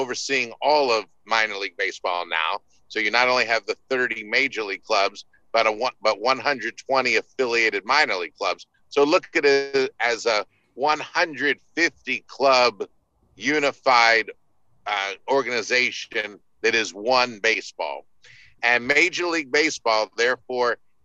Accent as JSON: {"language": "English", "town": "Baltimore", "region": "Maryland", "country": "United States", "tie": "born or raised there", "moved": "yes", "said": "growing up in Baltimore"}